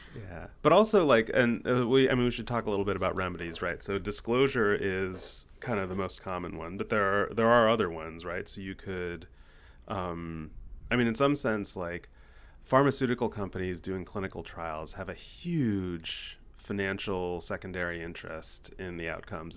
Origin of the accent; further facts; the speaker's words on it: United States; we're American entrepreneurs